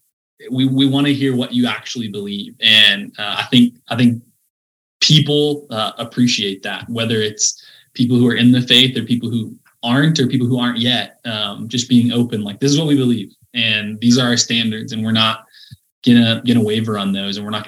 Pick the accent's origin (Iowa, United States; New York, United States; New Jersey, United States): Iowa, United States; Sioux Center; growing up in Sioux Center